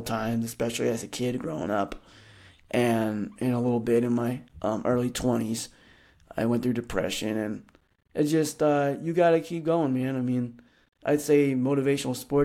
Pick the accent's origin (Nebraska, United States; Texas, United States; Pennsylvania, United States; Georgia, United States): Nebraska, United States; Fremont; now in Lincoln, United States; I grew up in Fremont, Nebraska, which is about a smaller town, about an hour from Lincoln, Nebraska